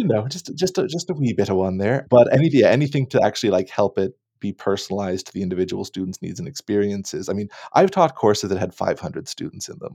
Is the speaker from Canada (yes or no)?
yes; Annapolis Valley, Nova Scotia, Canada; moved away as an adult; also born or lived in Halifax / Toronto; now in Kamloops, Canada; I grew up in the Annapolis Valley of Nova Scotia, more or less.